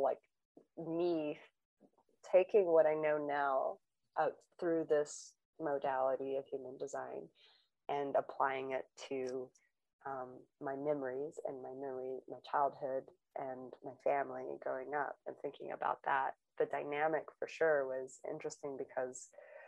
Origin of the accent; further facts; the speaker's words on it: Long Beach, California, United States; I grew up in Long Beach, California